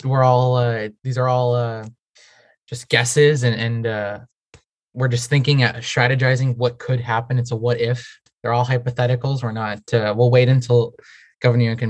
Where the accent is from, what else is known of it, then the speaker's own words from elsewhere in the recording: Portugal; now in United States; I grew up in Portugal